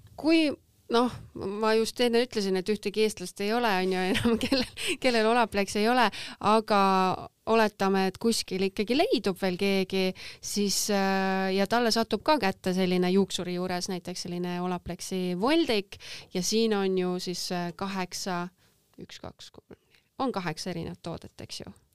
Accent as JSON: {"language": "Estonian", "country": "Estonia", "said": "ma olen ainukene eestlane praegu"}